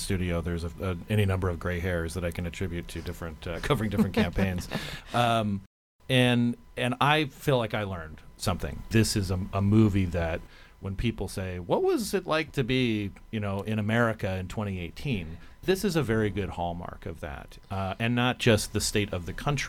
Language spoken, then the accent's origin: English; Phoenix, Arizona, United States; I grew up in Phoenix and in Arizona